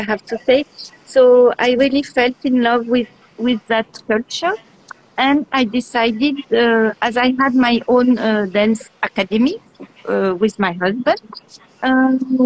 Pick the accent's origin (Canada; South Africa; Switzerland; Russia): Switzerland; also born or lived in Geneva, Switzerland; I'm coming from Switzerland. I live in the city of Geneva, which is the French city in Switzerland